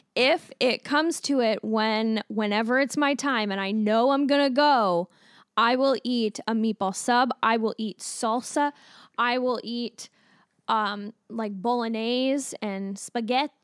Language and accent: English; Alberta, Canada; when I was growing up in Berta.